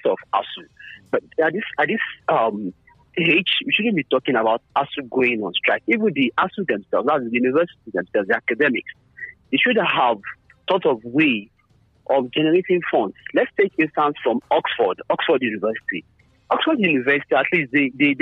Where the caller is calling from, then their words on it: Abeokuta, Ogun State, Nigeria; I'm calling from Leme